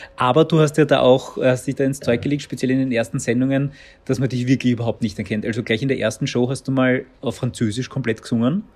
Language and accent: German; Baden, Lower Austria, Austria; ich komme aus Baden